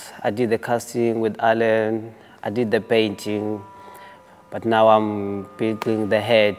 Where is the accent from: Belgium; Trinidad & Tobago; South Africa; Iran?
South Africa; Cape Town, Western Cape; from South Africa and Cape Town.